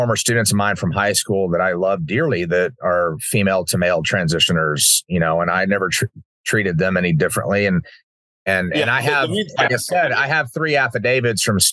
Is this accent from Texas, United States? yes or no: yes; Uvalde, Texas, United States; growing up in Uvalde